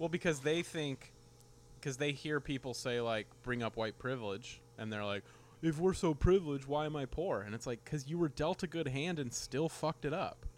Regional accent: California, United States; moved away; also born or lived in San Francisco / San Diego / Los Angeles; growing up in California, living in San Francisco, San Diego, Los Angeles

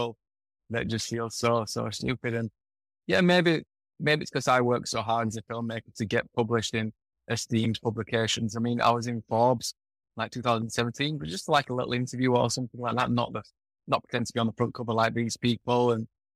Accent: Yorkshire and the Humber, United Kingdom; moved away as an adult; now in Bali, Indonesia; the way I was brought up in Yorkshire

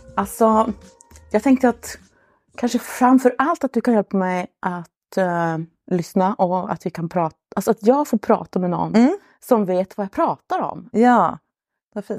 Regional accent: Luleå, Norrbotten County, Sweden; jag är från Luleå i Norrbotten

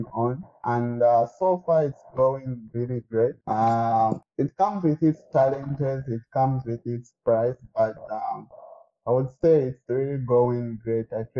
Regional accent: Zambia; moved away as an adult; now in Moscow, Russia

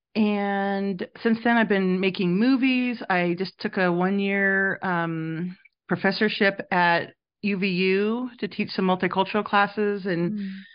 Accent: Reno, Nevada, United States; moved away as an adult; now in Provo, United States; I grew up mostly in Reno, Nevada, and that's where I studied

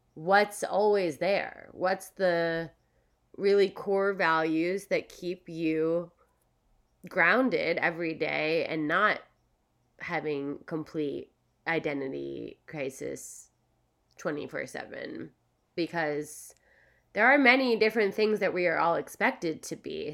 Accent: Philadelphia, Pennsylvania, United States; now in California, United States; I'm from Philadelphia. I live in California

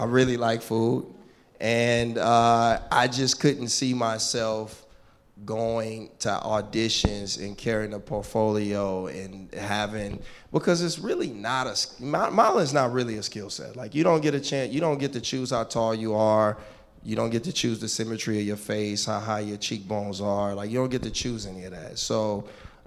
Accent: Richmond, California, United States; I grew up in the Bay Area, a place called Richmond, California

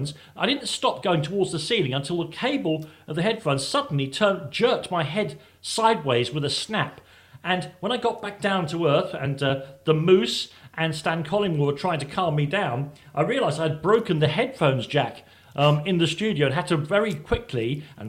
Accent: London, United Kingdom; I'm from Islington. I was born within the sound of Arsenal Stadium

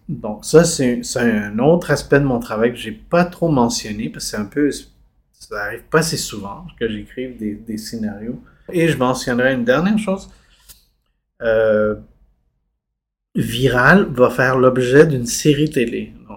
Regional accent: Montreal, Quebec, Canada; also born or lived in Chile; je suis arrivé ici enfant à 5 ans

